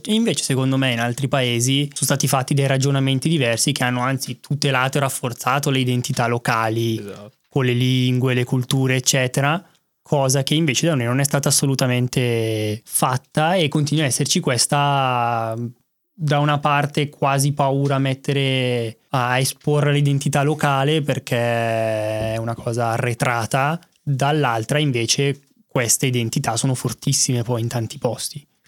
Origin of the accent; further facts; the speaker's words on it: Bergamo, Lombardy, Italy; sono bergamasco e non sono lombardo